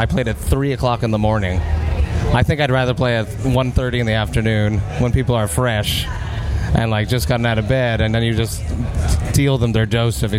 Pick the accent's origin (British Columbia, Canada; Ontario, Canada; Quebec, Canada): Quebec, Canada; Montreal; I am from Montreal.